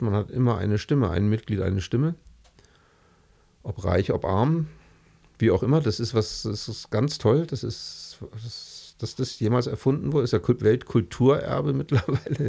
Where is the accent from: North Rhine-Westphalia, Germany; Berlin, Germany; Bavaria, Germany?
Berlin, Germany; now in Munich, Germany; ich komme aus Berlin